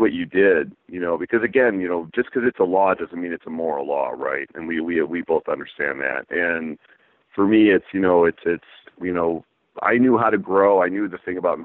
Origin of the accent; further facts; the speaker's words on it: San Diego, California, United States; moved away as an adult; now in Michigan, United States; I grew up in San Diego, so, I love the heat